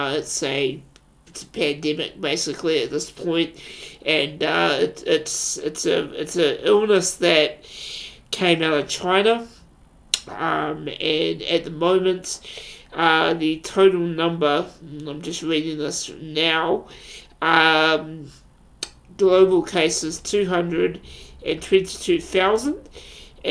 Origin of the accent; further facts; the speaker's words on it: New Zealand; I am a New Zealander.